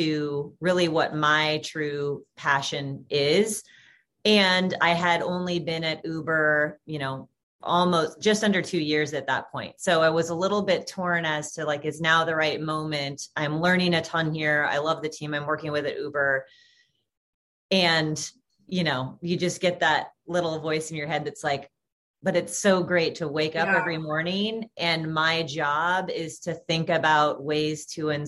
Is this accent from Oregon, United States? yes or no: yes; Portland, Oregon, United States; moved away as an adult; also born or lived in San Francisco / Corvallis; now in Los Angeles, United States; I am born and raised Portland, Oregon. So Pacific Northwest gal